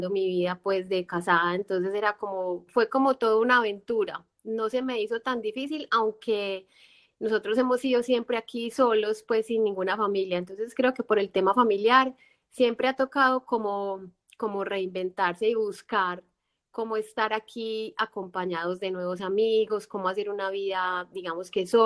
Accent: Colombia; moved away; este no es, este no es mi país y no es mi tierra, entonces para, no, para que no me haga mucha falta Colombia

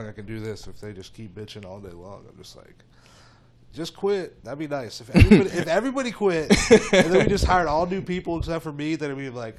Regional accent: Atlanta, Georgia, United States; now in Raleigh, United States; I grew up in the suburbs of Atlanta, so I mean, it's like I grew up in like Cary, you know, essentially.

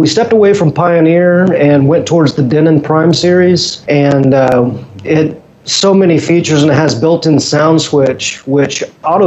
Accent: Illinois, United States; moved away as an adult; also born or lived in Chicago; now in Russellville, United States; growing up in Illinois, I remember the days of Farm Aid

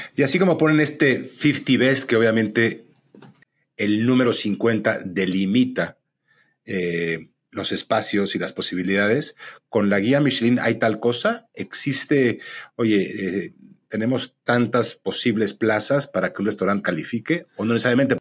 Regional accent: Mexico

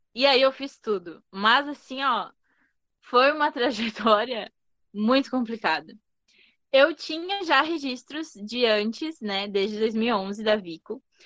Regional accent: São Borja, Rio Grande do Sul, Brazil; now in Bento Gonçalves, Brazil; Eu sou natural de São Borja, que é tipo interior do interior do estado do Rio Grande do Sul, divisa com a Argentina já. Então, em 2009 eu me mudei para cá com a minha família, enfim. E aí ainda tava, tinha 11 anos

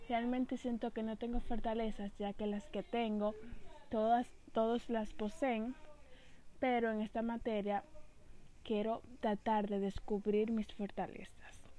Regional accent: Santiago, Dominican Republic; soy de Santiago, República Dominicana.

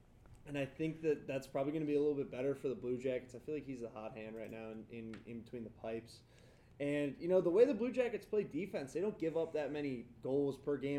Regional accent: Cleveland, Ohio, United States; I'm from Cleveland.

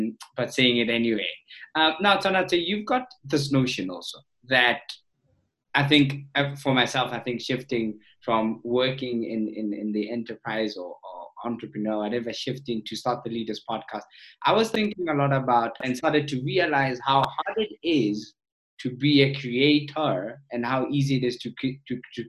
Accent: South Africa; as a South African

